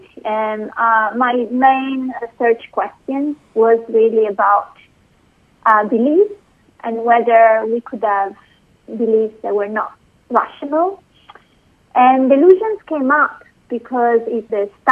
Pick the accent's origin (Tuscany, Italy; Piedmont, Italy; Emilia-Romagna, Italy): Emilia-Romagna, Italy; Bologna; moved away as an adult; also born or lived in London / Oxford; I was born in Italy, in Bologna, and I first did my first degree in philosophy there